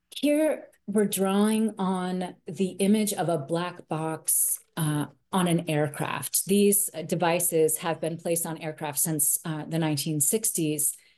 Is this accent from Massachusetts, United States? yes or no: yes; Brewster, Massachusetts, United States; moved away as an adult; also born or lived in West Africa; I was living in Brewster, my hometown, where I was born